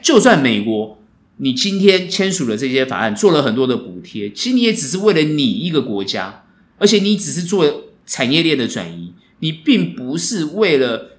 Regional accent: Taiwan; 我们台湾人

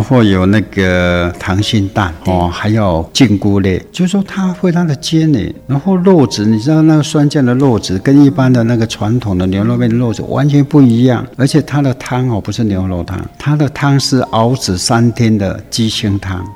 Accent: Guiren, Tainan, Taiwan; 我们归人的这些乡亲们

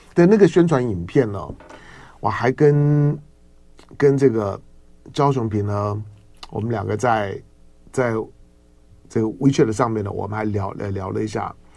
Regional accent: beside the Linkou golf course, New Taipei, Taiwan; 我小时候呢， 小时候在， 在高尔夫球场边长大哈， 就是以前台湾很厉害的那个高尔夫球的选手， 陈， 陈， 陈志忠， 陈志明兄弟， 是我外婆家的邻居啊，中， 中间就隔， 隔， 隔着， 隔着一片的茶园

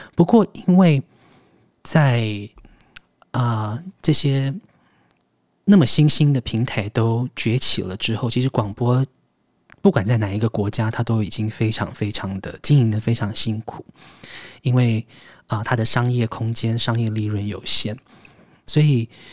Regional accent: Taiwan; 这是我的，我的故乡

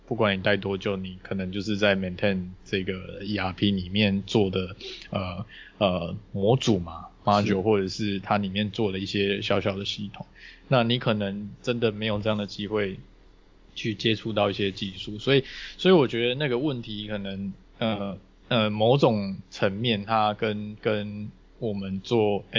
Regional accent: Taichung, Taiwan; 因为我也是从台中上来的。

